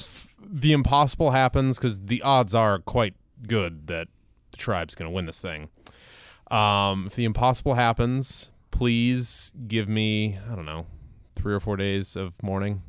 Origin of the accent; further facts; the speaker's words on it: Ohio, United States; moved away; I am born and raised in Ohio